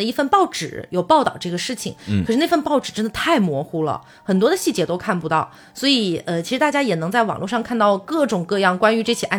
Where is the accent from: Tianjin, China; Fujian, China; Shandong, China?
Fujian, China; Xiamen; born there; 但是我因为小时候出生在厦门，在福建嘛，